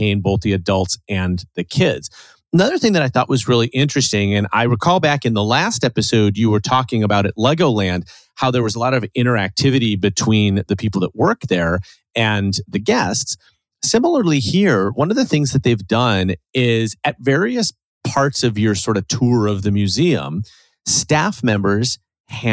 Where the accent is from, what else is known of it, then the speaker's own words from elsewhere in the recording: Chicago, Illinois, United States; being the Chicagoan here on this show